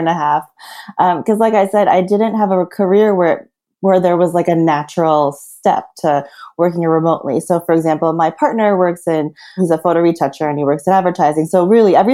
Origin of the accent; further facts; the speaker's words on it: New Jersey, United States; moved away as an adult; also born or lived in New York; I was born and raised in New Jersey, which some people joke is like the sixth borough.